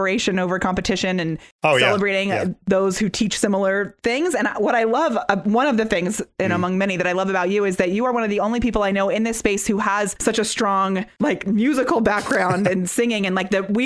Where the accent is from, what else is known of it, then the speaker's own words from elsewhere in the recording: Orange, California, United States; moved away as an adult; also born or lived in New York / Las Vegas; now in Anaheim, United States; I'm originally from Orange, which is just 6 minutes away